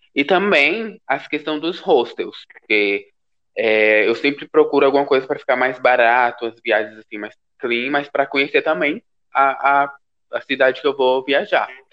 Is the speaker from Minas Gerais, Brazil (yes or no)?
no; Piauí, Brazil; moved away as an adult; also born or lived in Brasília; now in São Paulo, Brazil; eu sou natural do Piauí, piauiense